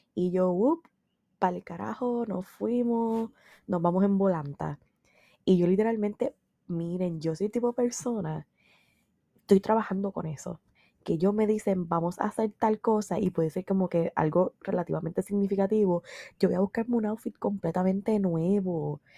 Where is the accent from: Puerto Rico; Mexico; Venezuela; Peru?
Puerto Rico; San Sebastián; also born or lived in Mayagüez; yo soy del área oeste, yo soy de San Sebastián. Yo hice mi bachillerato en Mayagüez.